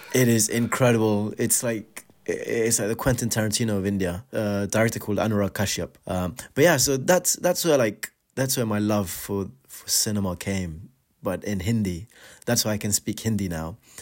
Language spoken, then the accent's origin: English; Afghanistan; moved away; growing up in Afghanistan, we didn't have a cinema in this show of our own.